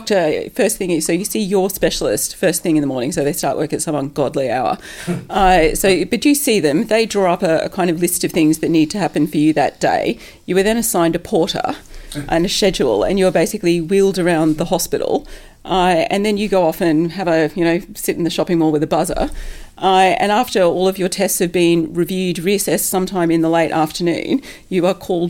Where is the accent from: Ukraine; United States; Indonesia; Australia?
Australia; now in United Kingdom; I come from Australia where distance is distance